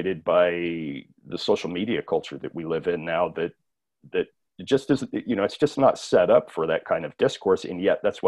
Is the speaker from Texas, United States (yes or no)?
yes; South Texas, United States; The time and the place where I grew up in South Texas at that time, this being the 80s